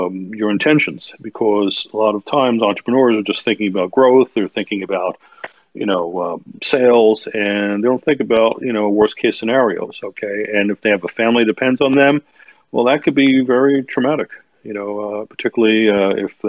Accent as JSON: {"language": "English", "town": "New York City", "region": "New York", "country": "United States", "said": "I'm originally from New York City"}